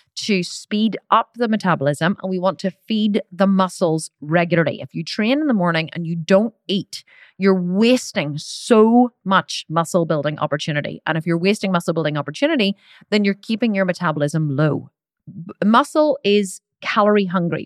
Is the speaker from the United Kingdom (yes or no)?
no; Ireland; I'm Irish